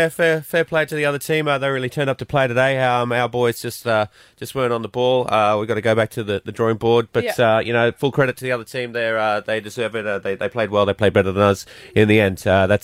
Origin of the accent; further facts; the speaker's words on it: Scotland, United Kingdom; I wouldn't pay Because I'm Scottish.